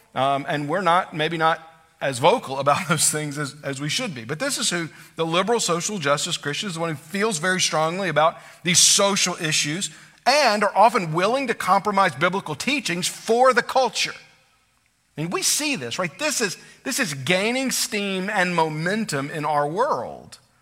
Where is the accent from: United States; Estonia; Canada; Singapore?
United States